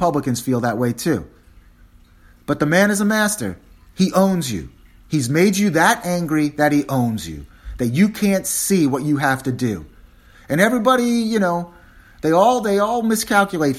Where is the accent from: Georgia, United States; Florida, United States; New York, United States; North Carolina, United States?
New York, United States; New York City; now in Washington, United States; I'm a New Yorker